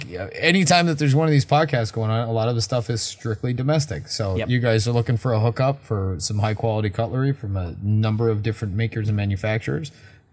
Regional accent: United States; I'm an American.

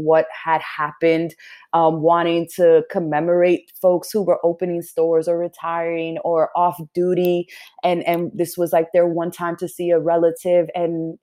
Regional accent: New York City, New York, United States; I was born and raised in New York City

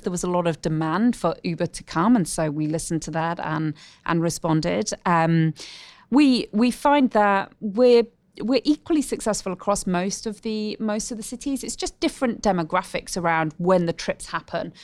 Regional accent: United Kingdom; moved away as an adult; also born or lived in Oxford; now in Australia; as a Brit

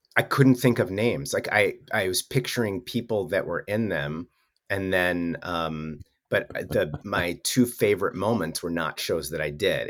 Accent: Wisconsin, United States; moved away; I'm from Wisconsin

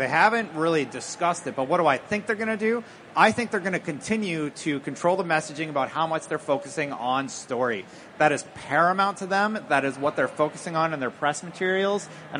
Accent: Canada; I'm from Canada.

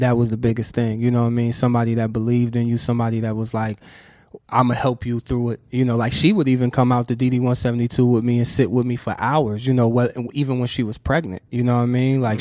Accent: Ohio, United States; I'm from Ohio, a small town

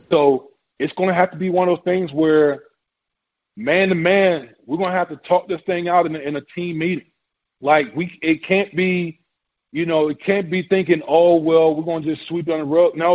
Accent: Richmond, Virginia, United States; that was a crazy crazy time in the '60s growing up in Richmond

